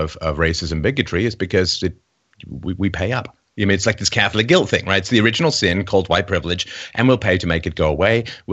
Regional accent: England, United Kingdom; I was raised in England. I went to boarding school

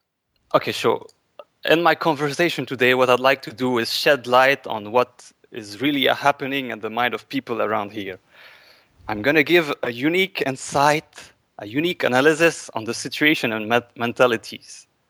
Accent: Canada; English is a second language; now in Lebanon; I'm Canadian. Caucasian.

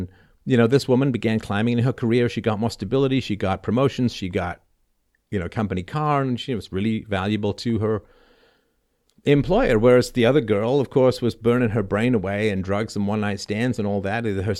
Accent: Toronto, Ontario, Canada; also born or lived in London; the apartment I grew up in Toronto, or half grew up in, part was in London, England.

